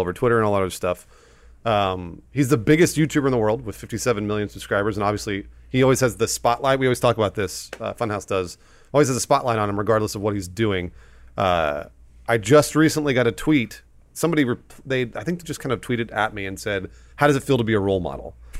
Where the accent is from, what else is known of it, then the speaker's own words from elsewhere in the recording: Southern California, United States; Adam and I, we grew up here in Southern California